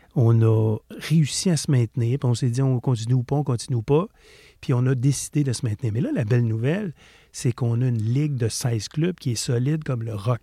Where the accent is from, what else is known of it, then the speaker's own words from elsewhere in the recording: Quebec, Canada; On vient du Lac-Saint-Jean